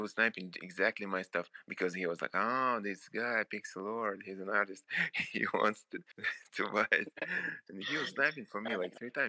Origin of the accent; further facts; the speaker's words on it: Moscow Oblast, Russia; Yeah, in Russia, near Moscow.